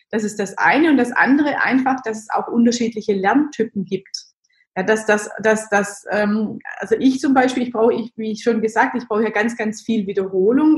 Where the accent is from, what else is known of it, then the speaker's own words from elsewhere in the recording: Germany; ich bin so ganz klassisch als Kind im Dorf aufgewachsen